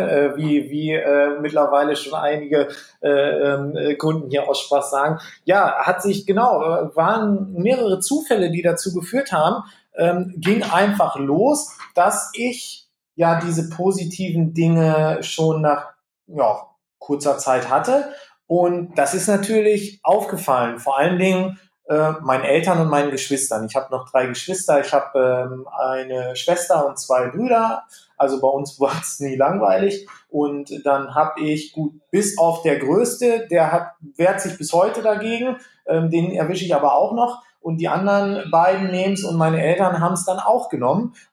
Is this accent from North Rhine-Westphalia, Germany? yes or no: yes; Gütersloh, North Rhine-Westphalia, Germany; ich komme gebürtig hier aus, aus Gütersloh, Iselhorst, ich bin so ein Landei.